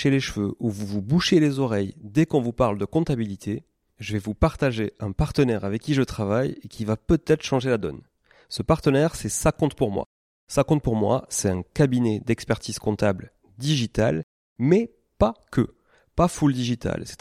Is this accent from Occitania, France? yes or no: yes; Toulouse, Occitania, France; je suis toulousain